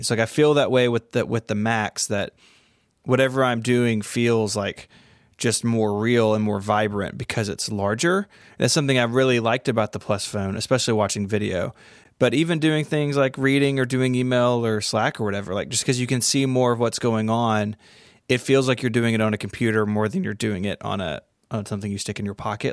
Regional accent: Memphis, Tennessee, United States; here in my hometown of Memphis

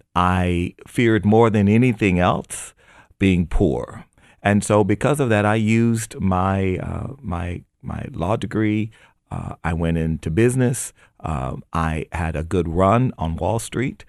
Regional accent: United States; I was born in America

